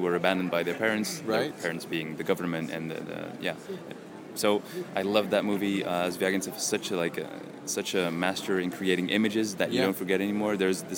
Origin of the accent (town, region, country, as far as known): Belgium